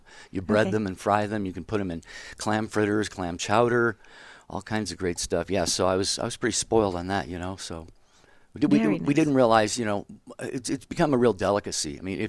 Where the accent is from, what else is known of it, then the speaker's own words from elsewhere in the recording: Copalis Beach, Washington, United States; moved away as an adult; also born or lived in Seattle, Washington / Portland, Oregon; I was born in Seattle, Washington, mm-hmm. and kind of grew up after about the age of 7 until graduating from high school. In a very small town called Copalis Beach, Washington, on the coast, obviously, okay. Mm-hmm. A town of about 500 people. Everyone knew everyone.